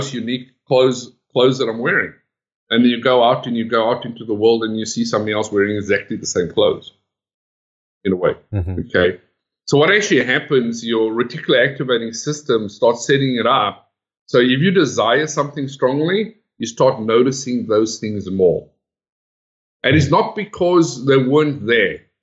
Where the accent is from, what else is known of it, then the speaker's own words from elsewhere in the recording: South Africa; moved away as an adult; now in Sydney, Australia; I'm originally from South Africa.